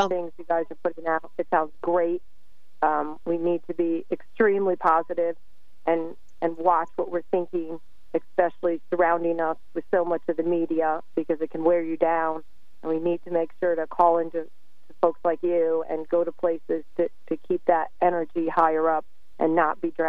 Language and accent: English; New York, United States; I always listen to you. I'm a transplant from New York.